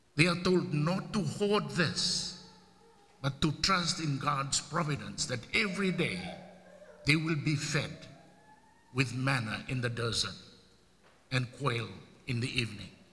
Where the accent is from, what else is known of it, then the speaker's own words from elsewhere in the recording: Fiji; now in United States; it's the only game that we play